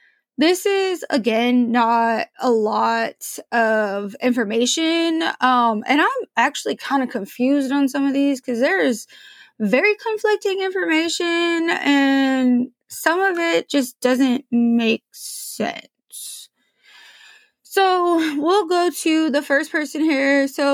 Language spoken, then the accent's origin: English; Portland, Oregon, United States; now in Washington, United States; I know I live in Washington now, but I grew up in Portland, Oregon.